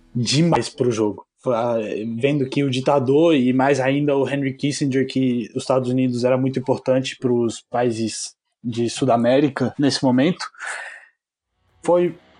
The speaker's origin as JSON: {"language": "Portuguese", "country": "Argentina", "said": "Como argentino"}